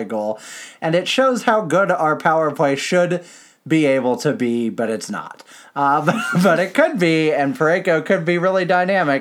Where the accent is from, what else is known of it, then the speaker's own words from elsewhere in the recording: United States; as an American